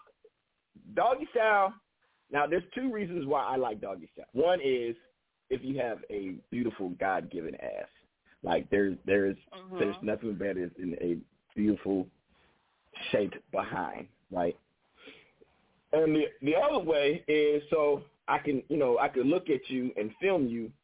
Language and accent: English; Bay Area, California, United States; I'm from California, the Bay Area, California.